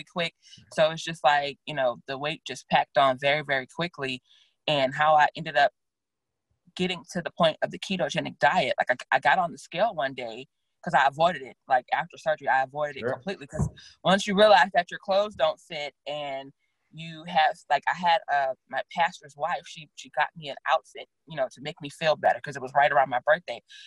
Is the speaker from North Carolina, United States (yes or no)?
no; Louisiana, United States; now in Austin, United States; I'm from Louisiana